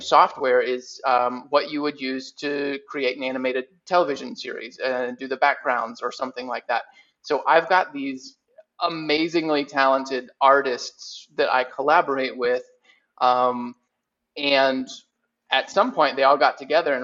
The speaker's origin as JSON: {"language": "English", "town": "Lakeland", "region": "Florida", "country": "United States", "tie": "born or raised there", "said": "my hometown of Lakeland, Florida"}